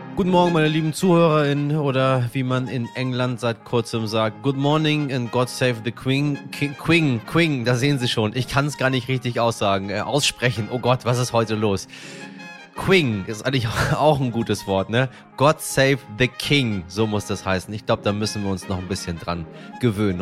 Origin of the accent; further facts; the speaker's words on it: Hamburg, Germany; als Hamburger